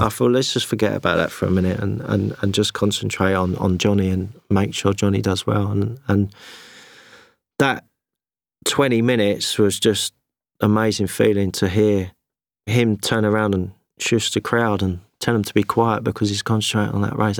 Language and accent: English; London, United Kingdom; British, I was from London